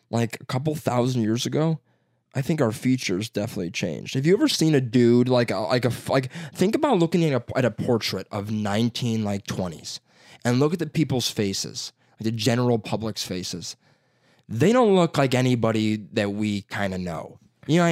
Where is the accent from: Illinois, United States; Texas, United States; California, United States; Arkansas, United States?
Illinois, United States; Chicago; accent: Chicago; my Chicago accent